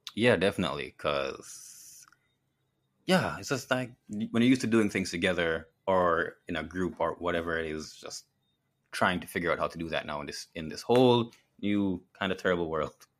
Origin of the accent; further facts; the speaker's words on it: Jamaica; as a Jamaican